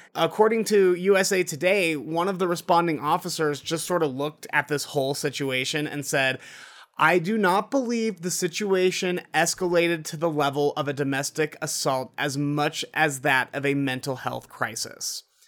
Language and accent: English; Utah, United States; my home state of Utah